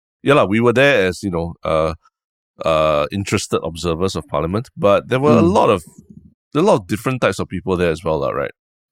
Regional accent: Singapore

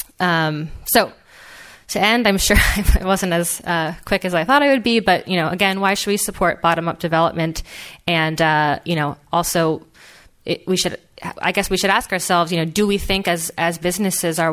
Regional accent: Philadelphia, Pennsylvania, United States; I grew up in Philadelphia

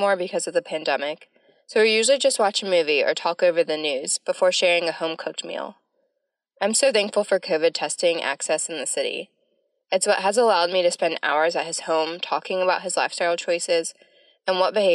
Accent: North Carolina, United States; born or raised there

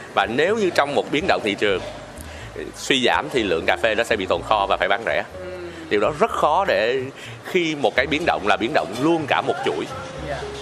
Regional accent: Bảo Lộc, Lâm Đồng, Vietnam; mình là người à, Bảo Lộc

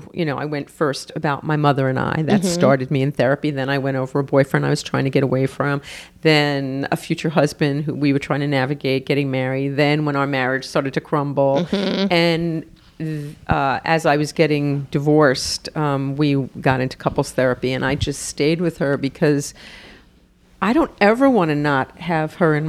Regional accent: New York, United States; New York.

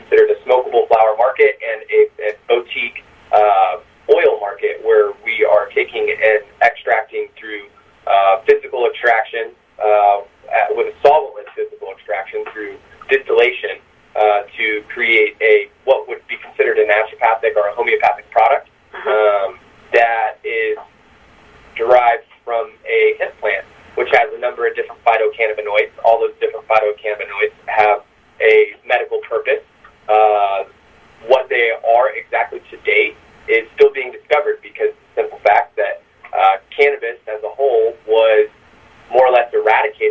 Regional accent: Kansas City, Missouri, United States; moved away as an adult; also born or lived in West Coast; I moved from the West Coast a few years back to where I grew up in Kansas City

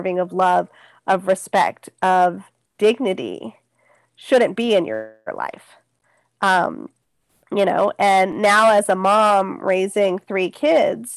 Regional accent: Bay Area, California, United States; I grew up in the Bay Area

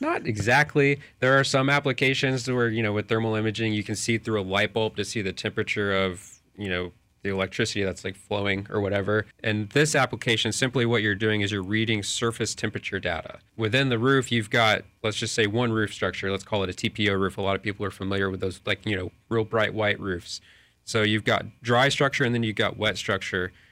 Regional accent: Lakeland, Florida, United States; also born or lived in Dallas; I'm from Lakeland or Central Florida here

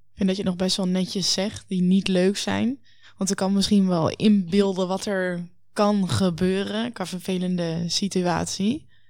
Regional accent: Netherlands; wij als Nederlanders

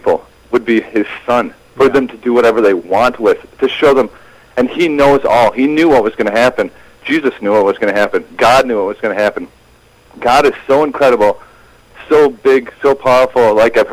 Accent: Minnesota, United States; now in Utah, United States; I'm born and raised in Minnesota, but I've lived here in Utah

